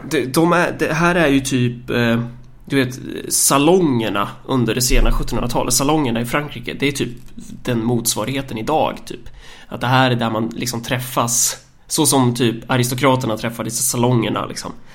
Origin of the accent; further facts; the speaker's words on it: Sweden; vi eh, som svenskar